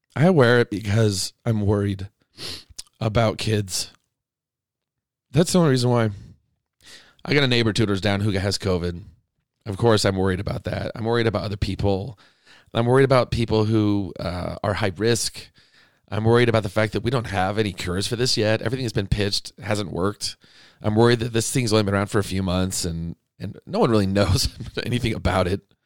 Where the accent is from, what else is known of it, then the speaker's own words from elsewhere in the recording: Arizona, United States; moved away; I grew up in Arizona